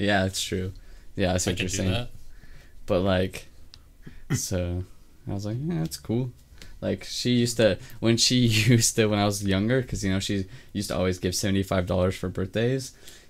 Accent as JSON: {"language": "English", "region": "Utah", "country": "United States", "said": "We're from Utah."}